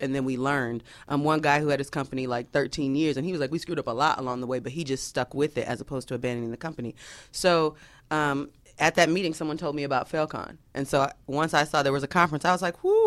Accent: Atlanta, Georgia, United States; I'm from Atlanta.

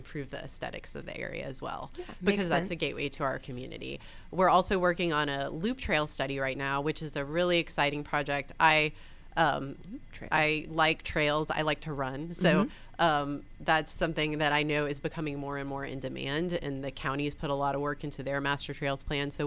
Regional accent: Atlanta, Georgia, United States; also born or lived in Florida / North Carolina; I grew up in Atlanta, like in town, actually in the city of Atlanta. I went to Grady High School

